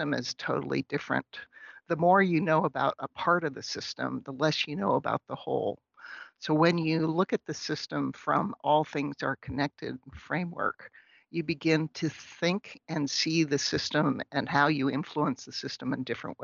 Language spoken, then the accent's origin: English; outside of Pittsburgh, Pennsylvania, United States; now in St. Cloud, United States; I grew up in outside of Pittsburgh, but I live in St. Cloud, Minnesota